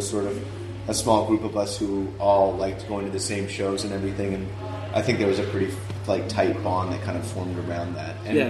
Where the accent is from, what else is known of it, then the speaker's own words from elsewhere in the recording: Vancouver, British Columbia, Canada; also born or lived in Victoria; I grew up in Vancouver, which is on the mainland